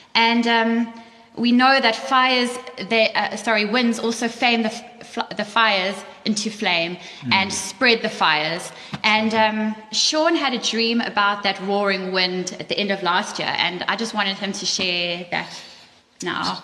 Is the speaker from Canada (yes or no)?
no; South Africa; moved away; we're from South Africa too